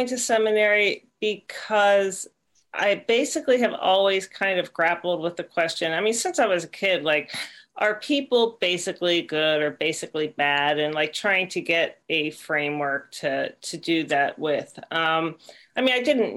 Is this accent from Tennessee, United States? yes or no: no; Pittsburgh, Pennsylvania, United States; moved away as an adult; also born or lived in Berkeley, California / Bay Area, California / Santa Clara, California; I actually came back to my hometown of Pittsburgh